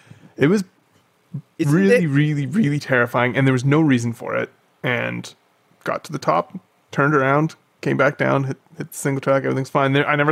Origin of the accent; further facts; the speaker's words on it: hometown near Mount Kobau, British Columbia, Canada; moved away; back in my hometown one year from the floor of the valley up to, so it's called Mount Kobau